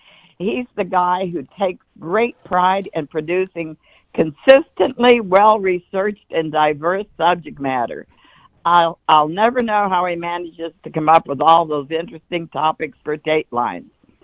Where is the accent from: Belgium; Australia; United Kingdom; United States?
United States; Muskogee, Oklahoma